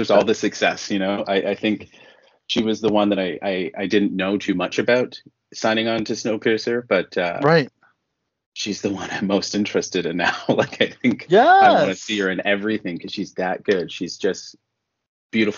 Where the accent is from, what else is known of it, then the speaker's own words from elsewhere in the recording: Toronto, Ontario, Canada; moved away as an adult; now in Vancouver, Canada; I'm originally from Toronto, but I've been in Vancouver now for 8 years.